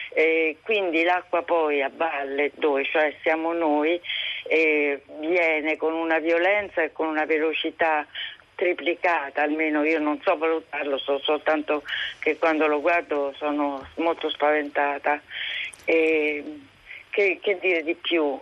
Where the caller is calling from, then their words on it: Castel Sant'Angelo sul Nera, Marche, Italy; io chiamo da Castel Sant'Angelo sul Nera